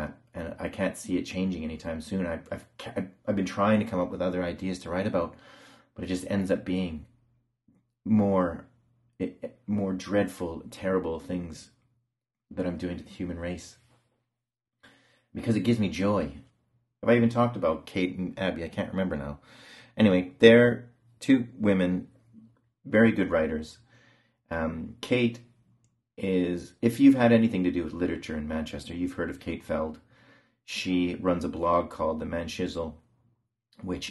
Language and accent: English; Canada; now in England; I'm from Canada